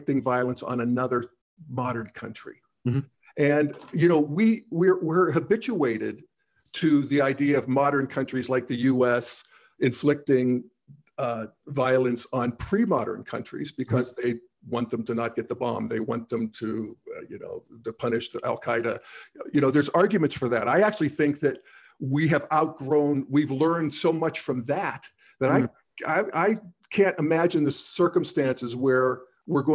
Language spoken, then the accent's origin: English; United States; as two American dudes